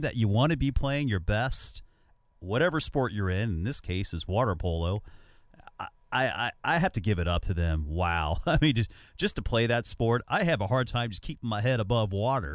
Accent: Cincinnati, Ohio, United States; my hometown is Cincinnati

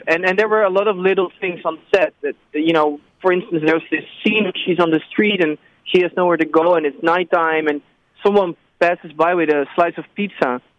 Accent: Netherlands; I came from Holland, which is where I am residing currently again

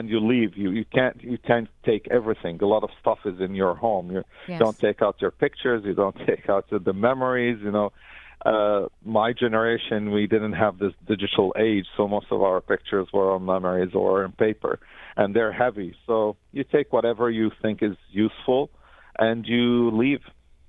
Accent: Aleppo, Aleppo Governorate, Syria; moved away as an adult; my hometown of Aleppo.

